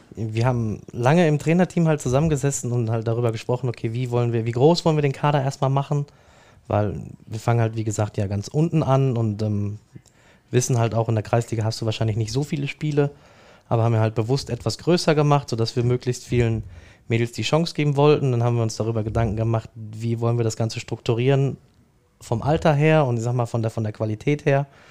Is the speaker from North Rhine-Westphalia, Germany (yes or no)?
yes; Dortmund, North Rhine-Westphalia, Germany; ich bin in Dortmund geboren, in Brakel im Knappschaftskrankenhaus